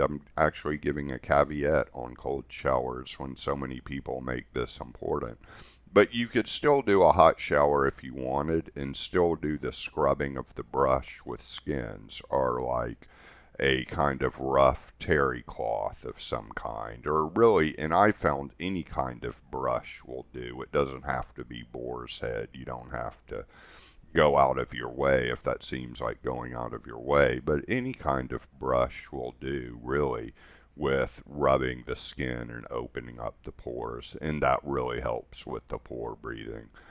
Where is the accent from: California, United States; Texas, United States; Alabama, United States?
Texas, United States; Houston; growing up in Houston, Texas, where it was just really hot all the time